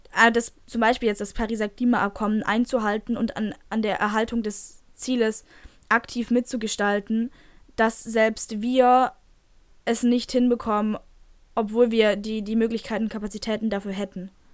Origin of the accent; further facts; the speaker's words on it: Germany; bei uns in Deutschland